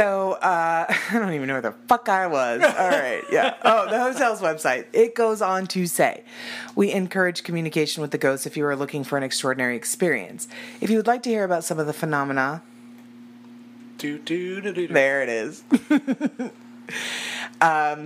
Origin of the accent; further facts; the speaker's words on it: Arizona, United States; I also was born and raised in Arizona, and I'm a terrible Arizonan